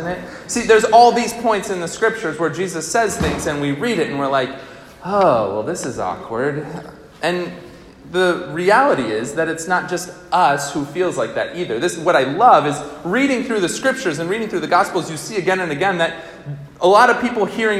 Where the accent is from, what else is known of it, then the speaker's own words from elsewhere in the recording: Albany, New York, United States; I grew up in Albany, New York